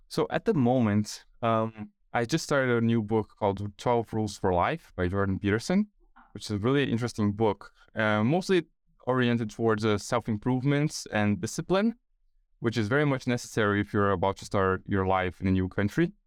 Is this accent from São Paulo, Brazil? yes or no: yes; São Paulo, Brazil; moved away as an adult; now in Australia; I was born and raised in São Paulo, Brazil